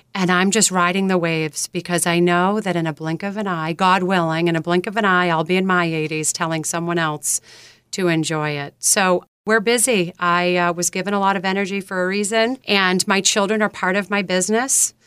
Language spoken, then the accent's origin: English; South Shore of Massachusetts, United States; When I grew up here on the South Shore of Massachusetts